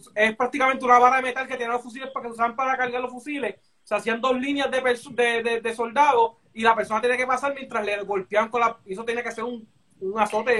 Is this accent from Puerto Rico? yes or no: yes; Puerto Rico; nosotros como puertorriqueños